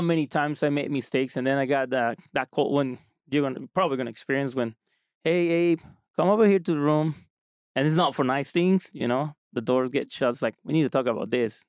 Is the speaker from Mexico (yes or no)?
yes; small town close to Cancun, Quintana Roo, Mexico; moved away as an adult; now in Utah, United States; I'm from Mexico. Um, uh, I live I live there